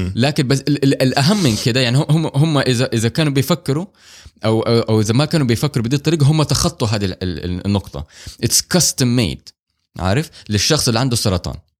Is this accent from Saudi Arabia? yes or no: yes; Saudi Arabia; احنا عندنا في السعوديه